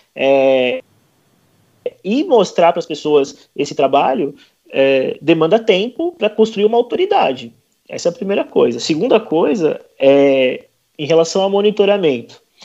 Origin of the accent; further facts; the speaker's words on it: São Paulo, Brazil; eu sou de São Paulo